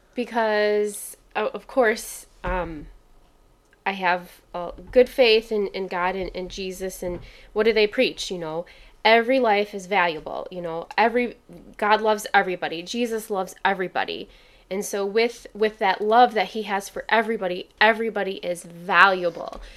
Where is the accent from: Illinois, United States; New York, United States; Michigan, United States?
Michigan, United States; Kalamazoo; Growing up in Kalamazoo